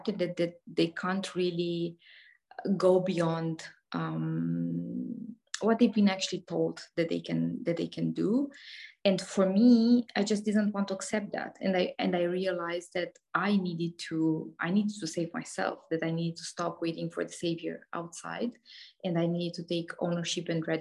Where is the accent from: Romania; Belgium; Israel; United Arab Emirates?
Romania; I am Romanian. I was born in Eastern European during the communist era